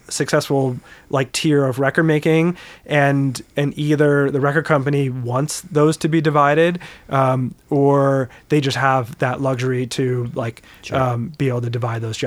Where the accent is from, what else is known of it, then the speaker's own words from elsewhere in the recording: Wilmette, Illinois, United States; now in Evanston, United States; I grew up in Wilmette.